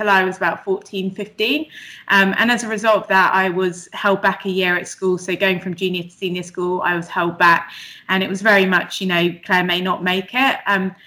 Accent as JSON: {"language": "English", "town": "Bristol", "region": "South West England", "country": "United Kingdom", "tie": "born or raised there", "moved": "yes", "lives_now": "London, United Kingdom", "said": "I grew up in Bristol, but I now live in London."}